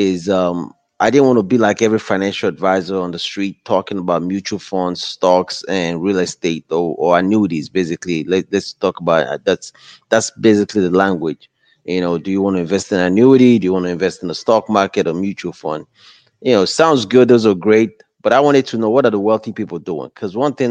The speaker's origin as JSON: {"language": "English", "country": "Nigeria", "moved": "as an adult", "lives_now": "United States", "said": "I'm from West Africa, Nigeria, with just a high school diploma from Nigeria"}